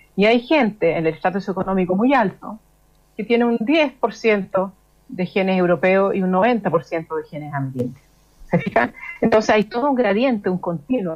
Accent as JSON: {"language": "Spanish", "country": "Chile", "said": "cómo somos los chilenos"}